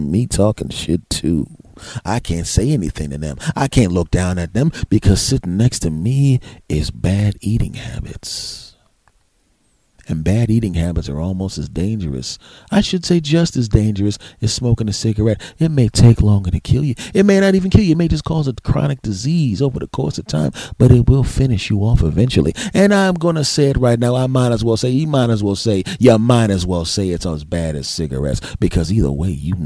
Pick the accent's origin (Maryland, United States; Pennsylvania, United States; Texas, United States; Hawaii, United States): Pennsylvania, United States; Philadelphia; now in New Jersey, United States; South Philadelphia, my hometown.